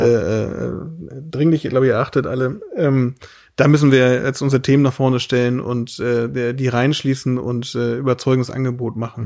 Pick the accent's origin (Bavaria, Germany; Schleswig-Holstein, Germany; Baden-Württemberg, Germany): Schleswig-Holstein, Germany; Lauenburg; wir leben jetzt hier in unserer laumburgischen Heimat äh, bei Hamburg, wo ich herkomme